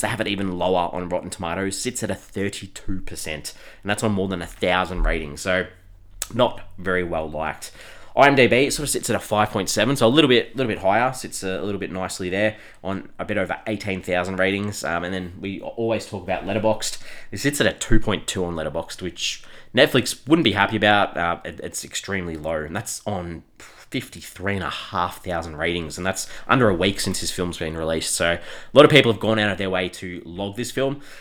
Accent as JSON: {"language": "English", "country": "Australia", "said": "we're from Australia"}